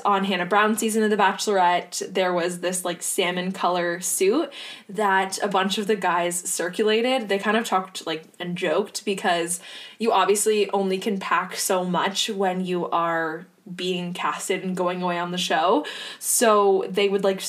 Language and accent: English; Ontario, Canada; Not that I'm from Hamilton, but I'm from Ontario